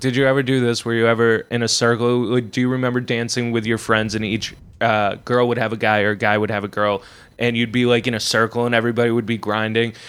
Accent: Worcester, Massachusetts, United States; I'm from Worcester, Massachusetts, uh, which is literally the heart of Massachusetts

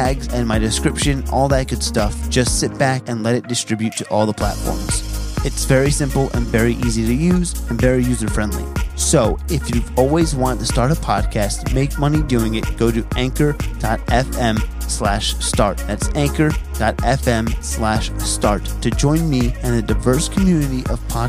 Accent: New Jersey, United States; I'm from New Jersey

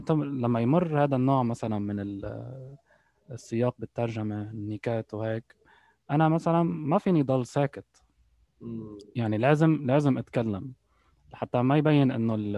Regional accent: Lebanon; born or raised there; moved away as an adult; also born or lived in United Arab Emirates; now in Canada

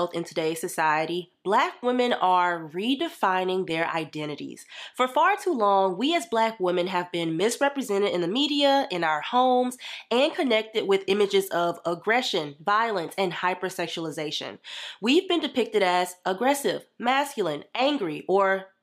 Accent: the South, United States; growing up in the South

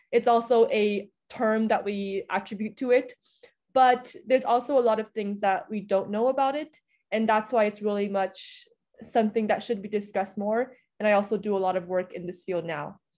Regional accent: Budapest, Hungary; now in Vienna, Austria; I was born and raised in Budapest, Hungary, but my parents are from mainland China. And then I attended American International School for the majority of my time. And now I'm in Vienna.

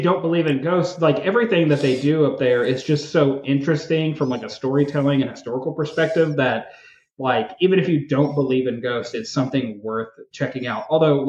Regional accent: Arkansas, United States; my home state of Arkansas.

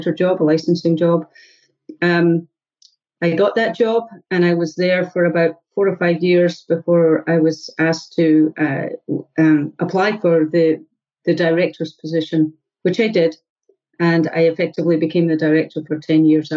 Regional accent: Scotland, United Kingdom; moved away as an adult; also born or lived in Illinois; now in Cambridge, United States; I'm originally from Scotland. I came across the United States in 2000 now

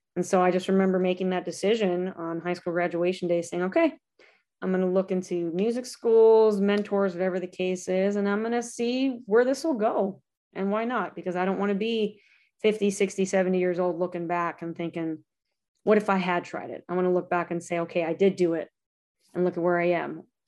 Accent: Lancaster, California, United States; It's called Lancaster, California.

